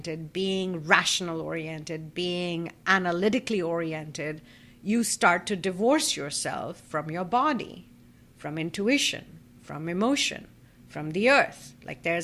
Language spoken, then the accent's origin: English; Kolkata, West Bengal, India; as an Indian woman who grew up in a Hindu joint family in Calcutta